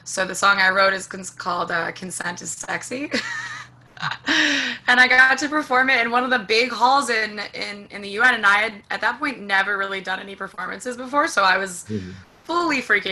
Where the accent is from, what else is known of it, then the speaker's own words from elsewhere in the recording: New York City, New York, United States; I live in Washington Heights, I grew up here